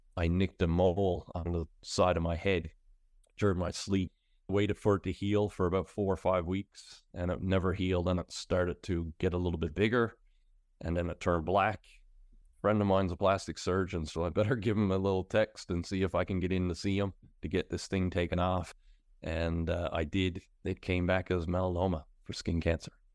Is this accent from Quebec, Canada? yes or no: no; Pasadena, Newfoundland and Labrador, Canada; now in St. John's, Canada; I'm originally from Pasadena, which is out on the west coast